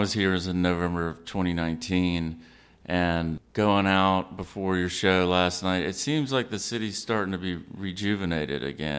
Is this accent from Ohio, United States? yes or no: no; Savannah, Georgia, United States; my hometown, Savannah